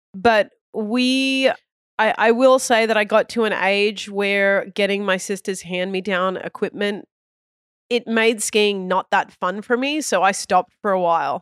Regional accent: Australia; moved away; I was born in Australia

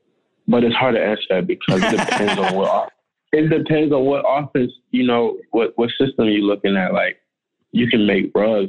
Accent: Maryland, United States; we grew up in Maryland, so in the wintertime, we got cold winters. It was snowing and stuff, but we did get some hot summers too.

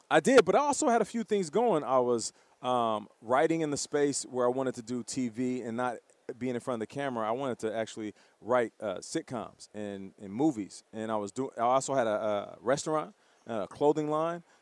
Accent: Canada; I'm Canadian

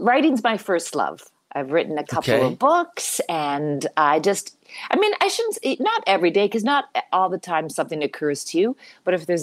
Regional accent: Canada; now in United States; I am a Canadian citizen

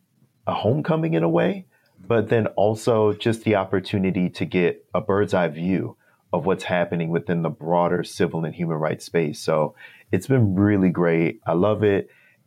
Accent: Wisconsin, United States; moved away; the local organizations that I worked with and for in Wisconsin, my home state

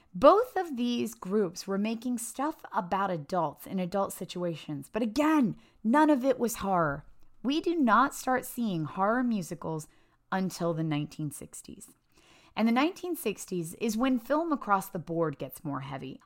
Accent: Appalachia, United States; I grew up in Appalachia in a very, very small town

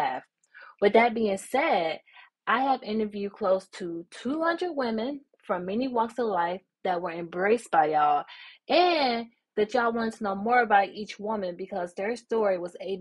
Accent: Memphis, Tennessee, United States; now in my hometown, Memphis

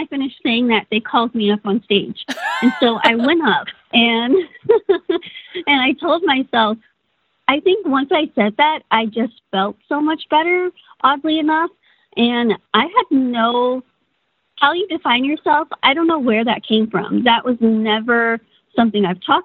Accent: Austin, Texas, United States; was born in Austin, Texas, my parents' first child

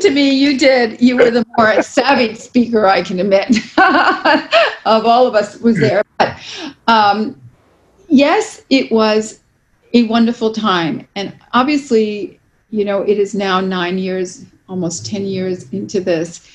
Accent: New York City, New York, United States; I'm born and raised in New York City

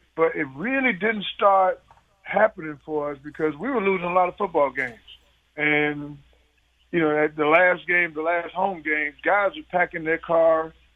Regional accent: New York City, New York, United States; moved away; I'm a guy from New York City, Brooklyn

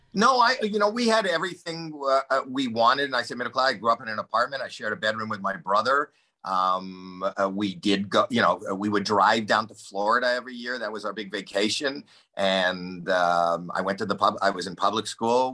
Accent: Toronto, Ontario, Canada; I grew up in Toronto, so there's winter

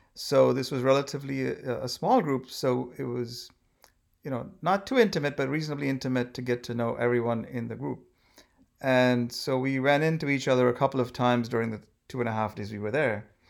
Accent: India; moved away; I'm obviously from India

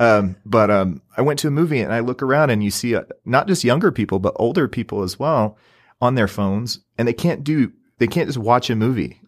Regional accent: Southeast Missouri, United States; now in Utah, United States; I'm originally from Southeast Missouri, right on the Mississippi River

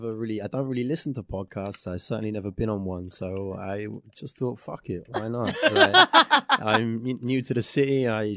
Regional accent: England, United Kingdom; England, yeah.

